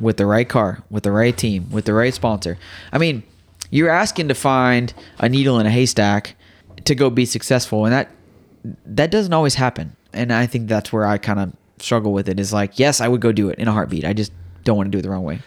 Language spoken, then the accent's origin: English; Riverton, Illinois, United States; moved away; I was in Riverton.